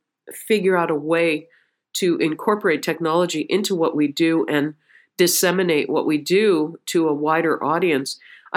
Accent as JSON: {"language": "English", "town": "Dobbs Ferry", "region": "New York", "country": "United States", "tie": "born or raised there", "said": "I grew up the first few years of my life in a basement apartment on 107th and Amsterdam. And then in Manhattan. And when they cobbled a little bit of money together, they bought a tiny little house in Dobbs Ferry, New York."}